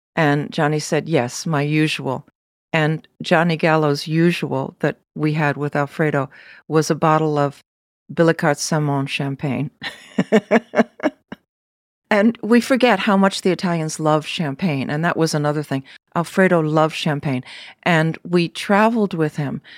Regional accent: United States; the American that I was

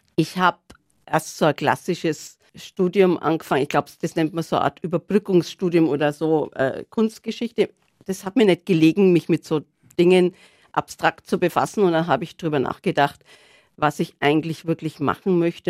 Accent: Regensburg, Bavaria, Germany; now in Nuremberg, Germany; Ich komme aus Regensburg und Regensburg ist eine erhaltene mittelalterliche Stadt

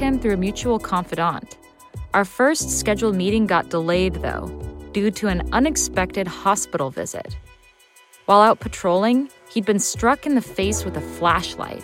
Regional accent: Seattle, Washington, United States; my hometown of Seattle

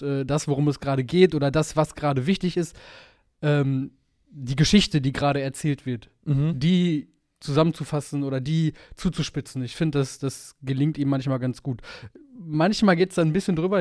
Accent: Bochum, North Rhine-Westphalia, Germany; born or raised there

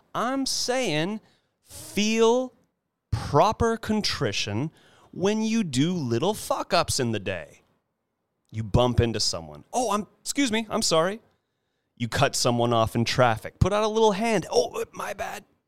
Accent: California, United States; I'm a California boy, born and raised, have yet to move anywhere else

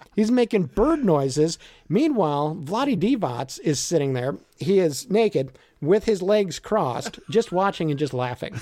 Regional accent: Merrillville, Indiana, United States; also born or lived in Chicago area; I grew up in Maryville, Indiana. I'm a region rat

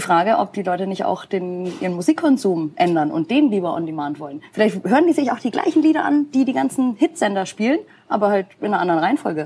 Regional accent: Nuremberg, Bavaria, Germany; ich habe hier meine Wurzeln, Nürnberg ist meine Heimat und wird immer meine Homebase sein

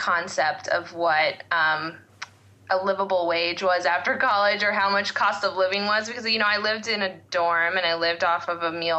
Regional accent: West Coast, United States; moved away as an adult; also born or lived in Boston; I grew up on the West Coast and really wanted to just get away to the different side of the country and try a new place

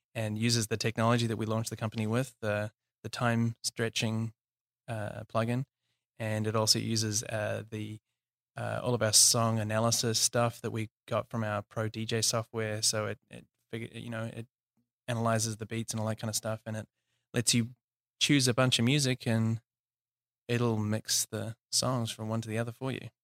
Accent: New Zealand; also born or lived in South Africa / Australia / Auckland, New Zealand; I'm from New Zealand, uh, born and raised.

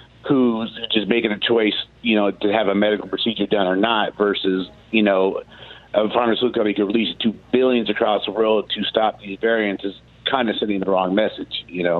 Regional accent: United States; we're American

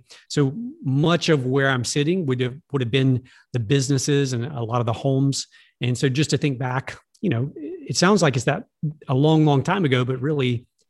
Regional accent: Alexandria, Louisiana, United States; I grew up in a small town called Alexandria, Louisiana.

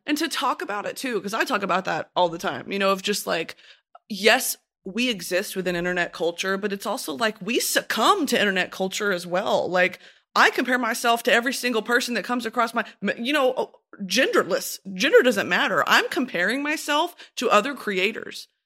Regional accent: United States; as an American, I would never really truly be exposed to that.

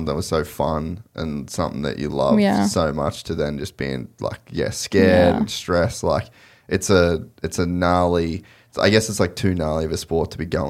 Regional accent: Cairns, Queensland, Australia; I'd never surfed at all because growing up in Cairns, there's no waves.

